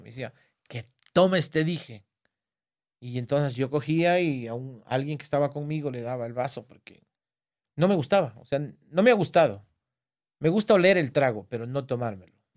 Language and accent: Spanish; Alamor, Loja, Ecuador; donde yo nací, en Alamor, pueblo nuevo exactamente donde yo nací